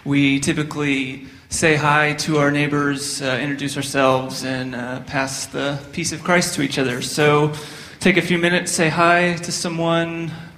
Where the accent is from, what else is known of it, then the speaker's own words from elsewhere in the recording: Texas, United States; moved away; I'm from Texas originally